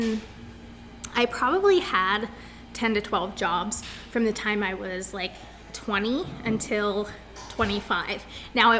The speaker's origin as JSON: {"language": "English", "town": "Bellwood", "region": "Pennsylvania", "country": "United States", "tie": "born or raised there", "also_born_or_lived": "Florida", "said": "I grew up in Bellwood, which is a really small town right next to Altoona."}